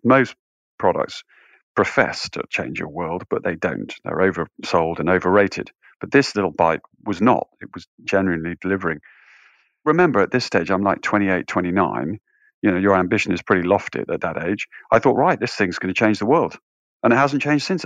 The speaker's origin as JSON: {"language": "English", "area": "just outside York, north of England", "region": "Yorkshire and the Humber", "country": "United Kingdom", "tie": "born or raised there", "said": "I grew up in the north of England, just outside York"}